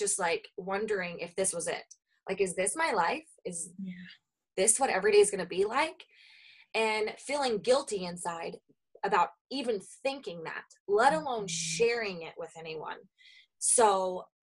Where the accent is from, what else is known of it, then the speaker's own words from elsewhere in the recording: Oklahoma, United States; moved away as an adult; now in Minnesota, United States; I was born and raised in Oklahoma. I have lived in Minnesota for the last 10 years